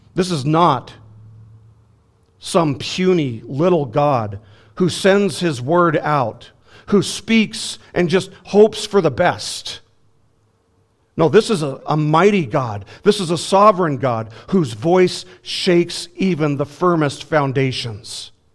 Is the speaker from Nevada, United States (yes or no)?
yes; Las Vegas, Nevada, United States; moved away; I'm from Las Vegas